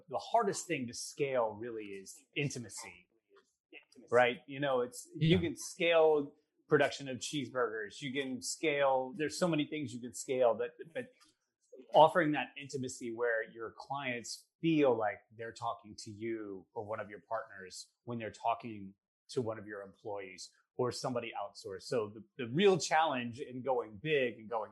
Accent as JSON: {"language": "English", "town": "Nashville", "region": "Tennessee", "country": "United States", "tie": "born or raised there", "moved": "yes", "said": "close to my hometown of Nashville, Tennessee, which I left many, many, many years ago"}